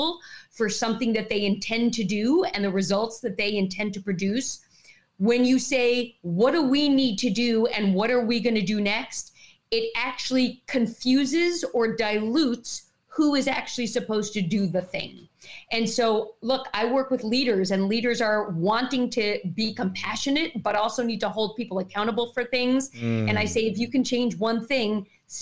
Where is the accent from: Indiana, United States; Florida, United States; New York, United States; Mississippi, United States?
New York, United States; I'm from New York